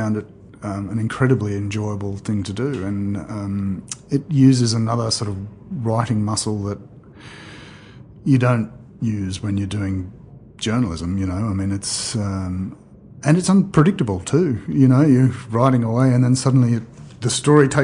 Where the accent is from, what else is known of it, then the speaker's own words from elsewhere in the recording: Australia; we are Australian. We live here.